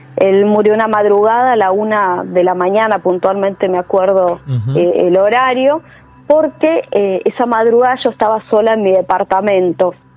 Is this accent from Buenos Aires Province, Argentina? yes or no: no; Chaco, Argentina; moved away as an adult; now in Buenos Aires, Argentina; yo nací en Chaco